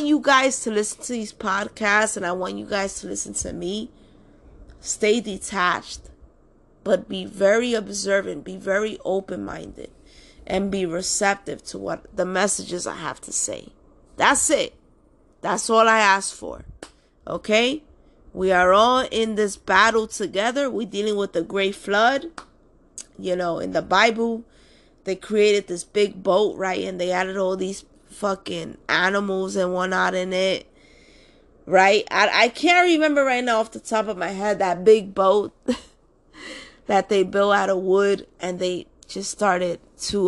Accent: New York City, New York, United States; I was just born and raised in Washington Heights

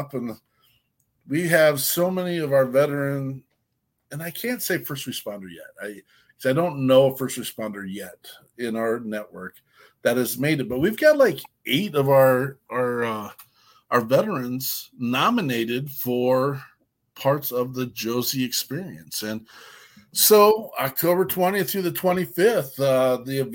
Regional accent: Minnesota, United States; we're from Minnesota

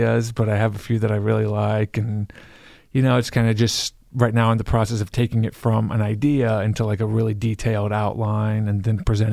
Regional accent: Iowa, United States; I'm from Iowa

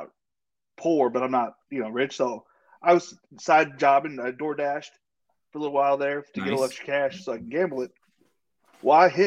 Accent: San Diego, California, United States; I was born in San Diego, the real Charger area

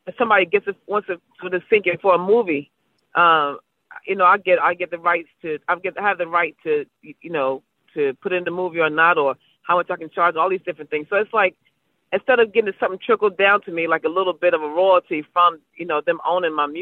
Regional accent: Baltimore, Maryland, United States; I'm from Baltimore

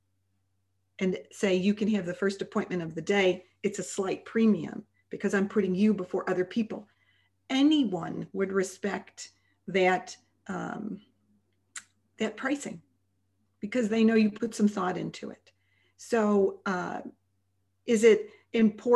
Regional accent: Chicago, Illinois, United States; moved away; we're originally from Chicago

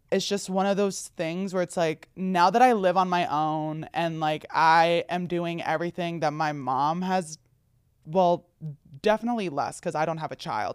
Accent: New Jersey, United States; as someone from New Jersey

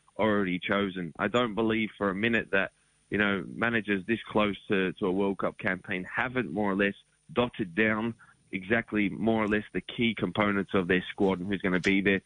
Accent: Australia; we're Australian

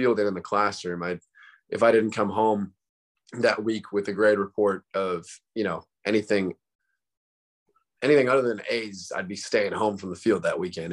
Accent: San Ramon, California, United States; born and raised in San Ramon, California

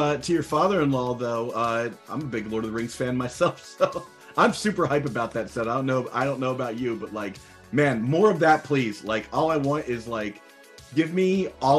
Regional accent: Philadelphia, Pennsylvania, United States; moved away as an adult; also born or lived in New Brunswick / Brooklyn; I grew up here

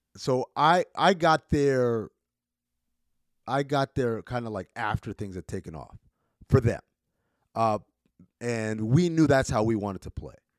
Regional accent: New York, United States; also born or lived in Sudan; I'm from New York

